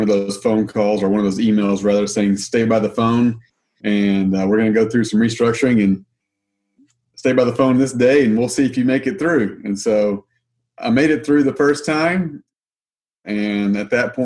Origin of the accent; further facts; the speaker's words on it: Arkansas, United States; moved away as an adult; now in Missouri, United States; I'm from Arkansas. I grew up, born and raised in Arkansas, and then moved to Missouri about 16 years ago